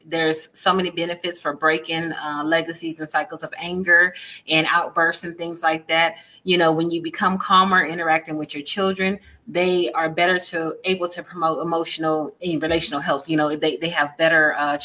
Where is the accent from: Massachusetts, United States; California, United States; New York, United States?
California, United States; San Diego; I'm from San Diego